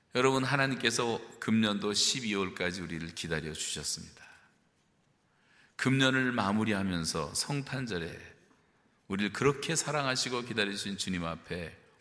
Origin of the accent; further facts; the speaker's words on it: South Korea; now in Canada; 우리 한국 사람들이